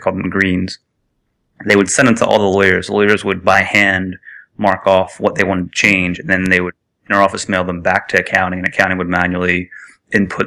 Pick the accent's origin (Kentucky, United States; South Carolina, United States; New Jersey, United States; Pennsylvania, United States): Pennsylvania, United States; Philadelphia; I grew up around Philadelphia